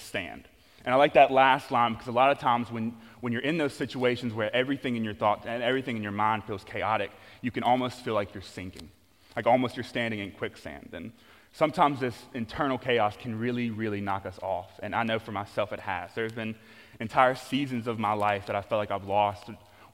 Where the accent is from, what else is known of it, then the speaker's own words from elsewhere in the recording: Louisiana, United States; I'm from Louisiana, and there are a lot of swamps